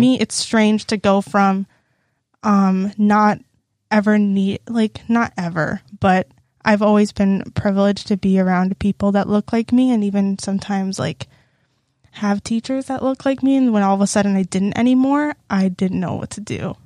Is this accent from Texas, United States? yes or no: yes; Lake City, Texas, United States; moved away as an adult; now in Iowa, United States; I'm from Lake City, Texas. That's, like, close to the Houston area, suburby area.